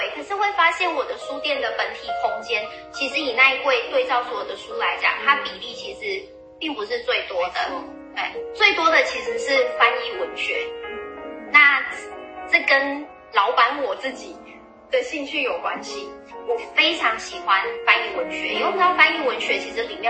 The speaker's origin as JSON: {"language": "Chinese", "country": "Taiwan", "said": "以我们台湾人来说，"}